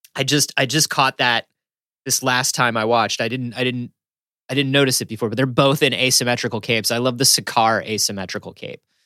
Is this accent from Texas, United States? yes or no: no; Florida, United States; growing up in Florida